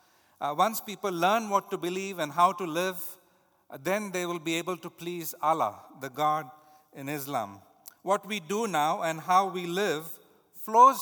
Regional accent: India; moved away; Hinduism, the religion the culture that I grew up in India

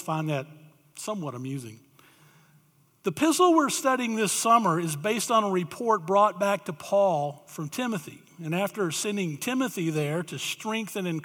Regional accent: Tennessee, Alabama area, the South, United States; moved away as an adult; I grew up in the South, Tennessee, Alabama area

